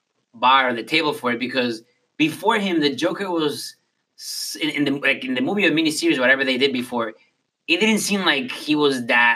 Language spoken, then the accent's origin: English; Boston, Massachusetts, United States; I grew up in Boston.